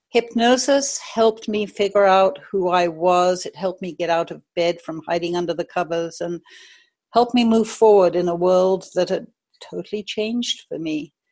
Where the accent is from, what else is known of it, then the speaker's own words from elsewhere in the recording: United States; born there; now in Maui, United States; I was born in the States, but I've lived all over the world. Um, I live on Maui right now